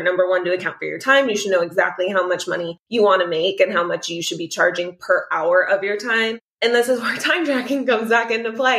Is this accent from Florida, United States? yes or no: yes; South Florida, United States; I'm from Florida and my standard for fish is incredibly high being from South Florida